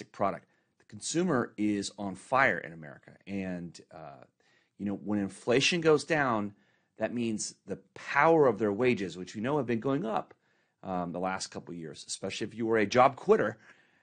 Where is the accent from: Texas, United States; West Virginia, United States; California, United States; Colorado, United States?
Texas, United States; Dallas; now in Corona, United States; growing up in Dallas